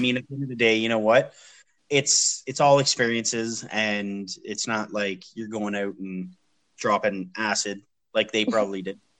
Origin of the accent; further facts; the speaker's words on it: London, Ontario, Canada; moved away as an adult; also born or lived in Montreal; now in Ottawa, Canada; I live, I'm from London, Ontario